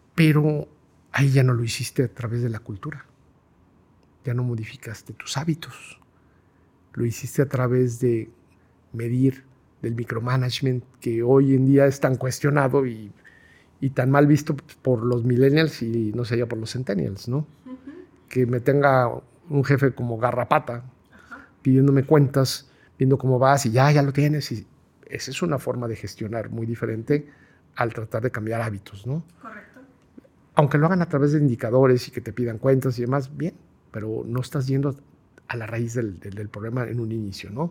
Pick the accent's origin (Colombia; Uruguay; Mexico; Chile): Mexico; Guadalajara, Jalisco; Yo soy tapatío, totalmente, ortodoxo, pudiera definirlo, además recalcarlo, tapatío ortodoxo